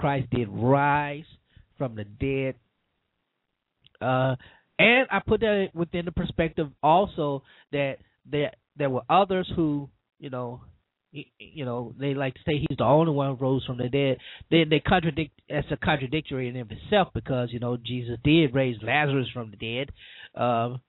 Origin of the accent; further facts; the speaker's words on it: Cajun, Louisiana, United States; I'm just a Cajun preacher